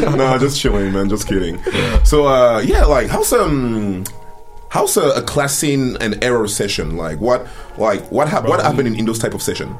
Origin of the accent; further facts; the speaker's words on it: France; moved away; also born or lived in Cameroon; I'm from Cameroon. I, I grew up uh, in France